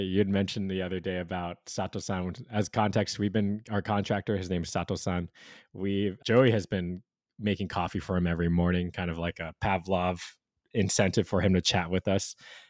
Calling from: Hawaii, United States; I'm calling from Hawaii, man. It's like solid 24, 25 Celsius, 74, 75 Fahrenheit.

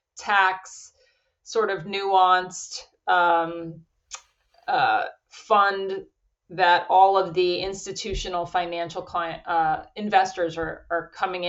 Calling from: Marblehead, Massachusetts, United States; So I'm calling in from Marblehead, Massachusetts. It's on the North Shore of Boston. And I went to law school here in Boston

